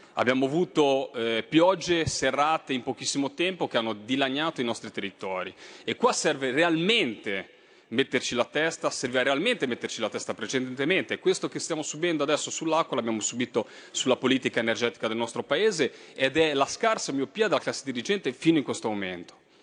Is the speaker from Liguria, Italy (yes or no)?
yes; Liguria, Italy; lo dico da Ligure